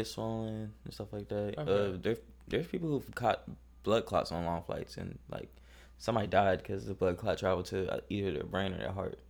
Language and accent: English; Atlanta, Georgia, United States; also born or lived in Africa; I immigrated when I was a young kid. So, but I'm still going to tell people. Well, I do tell people I'm African, but. But the first thing I say is I'm from Atlanta. Yeah, it's like, because like, that's my childhood.